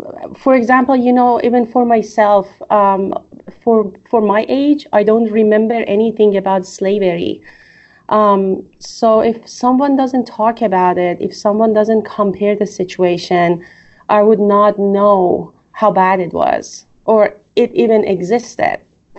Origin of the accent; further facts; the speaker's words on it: Iran; the place that I was raised in Iran, especially after the revolution.